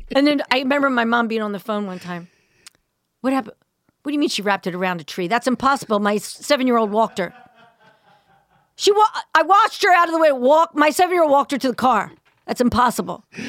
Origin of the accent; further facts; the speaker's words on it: suburbs outside of Philadelphia, Pennsylvania, United States; suburbs just outside of Philly